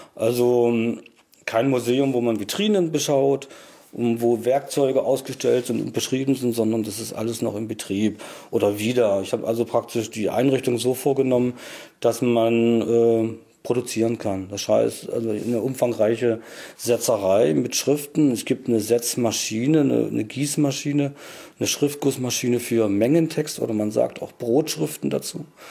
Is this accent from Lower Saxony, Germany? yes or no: no; Saxony-Anhalt, Germany; moved away as an adult; now in Mecklenburg, Germany; ich bin Migrant, habe einen sachsen-anhaltinischen Hintergrund sozusagen, bin aber durch meinen Erstberuf nach Mecklenburg gekommen, das war 1982